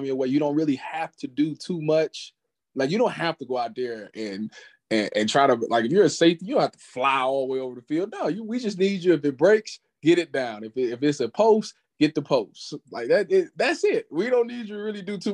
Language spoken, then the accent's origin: English; Cleveland, Ohio, United States; I was from Cleveland